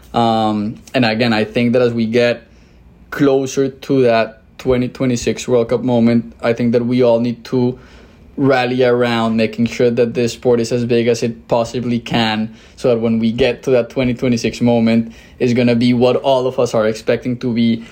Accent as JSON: {"language": "English", "country": "Colombia", "also_born_or_lived": "Mexico City, Mexico", "moved": "as an adult", "lives_now": "United States", "said": "I'm originally from Colombia"}